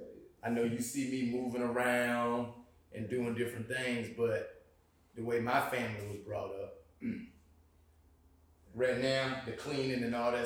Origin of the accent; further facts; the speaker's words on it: Thomasville, Georgia, United States; moved away as an adult; also born or lived in Virginia; now in Atlanta, United States; I'm from Thomasville.